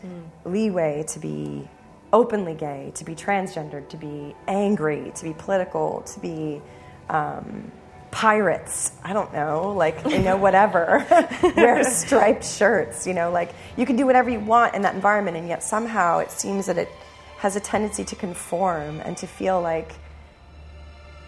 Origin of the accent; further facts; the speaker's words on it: United States; as an American developer